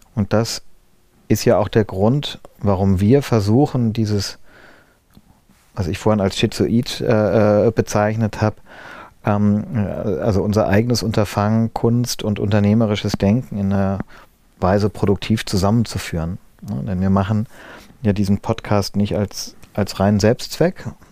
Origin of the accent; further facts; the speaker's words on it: Wiesbaden, Hesse, Germany; moved away; also born or lived in Berlin; in Wiesbaden, wo ich aufgewachsen bin